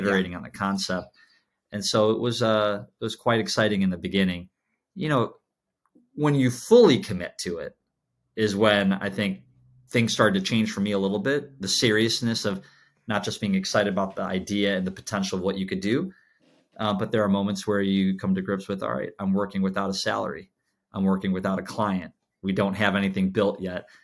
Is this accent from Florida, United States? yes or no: no; Chicago, Illinois, United States; I was, I was born and raised in Chicago